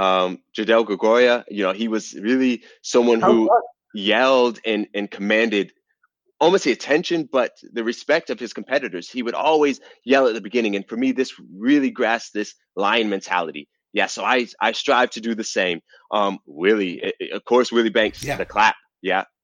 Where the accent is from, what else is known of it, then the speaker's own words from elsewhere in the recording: Atlanta, Georgia, United States; I'm from Atlanta, Georgia